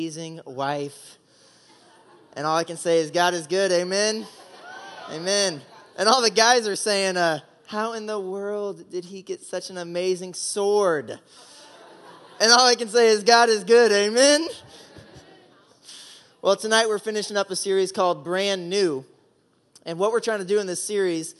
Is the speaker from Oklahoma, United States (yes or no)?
yes; Oklahoma, United States; moved away as an adult; also born or lived in Indiana; I grew up in Oklahoma